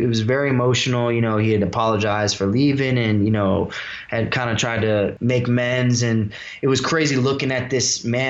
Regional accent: St. Louis, Missouri, United States; also born or lived in Houston; Like, I grew up in St. Louis, and before that I was in Houston, and I was mixed race

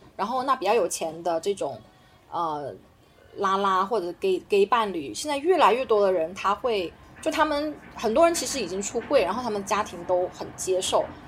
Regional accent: China; 我们中国人嘛，本身我们对社会主义有自，有那种身体记忆

